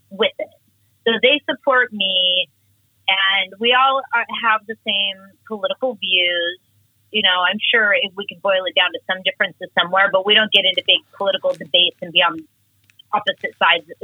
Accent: Portland, Oregon, United States; I'm a mother, I'm a Portland native

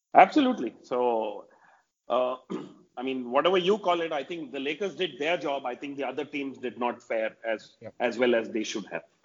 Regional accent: India; as an Indian

